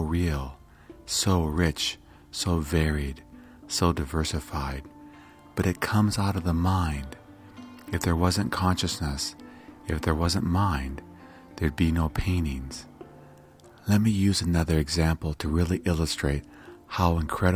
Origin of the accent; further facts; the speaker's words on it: United States; I was born here in the United States